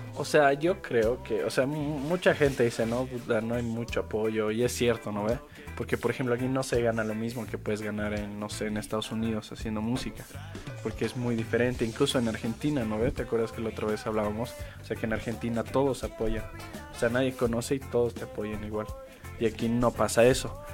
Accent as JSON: {"language": "Spanish", "country": "Bolivia", "said": "como músicos bolivianos"}